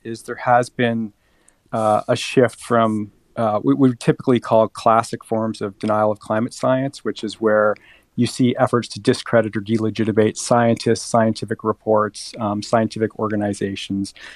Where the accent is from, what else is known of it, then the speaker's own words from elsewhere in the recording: Colombia; moved away; I was born in Colombia.